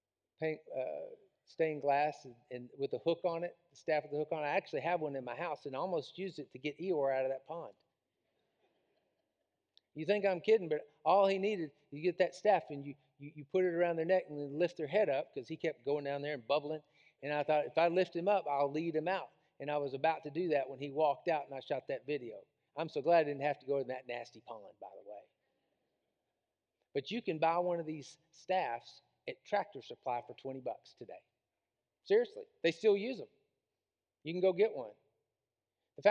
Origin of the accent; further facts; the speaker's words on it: Tyler, Texas, United States; I grew up in Tyler, Texas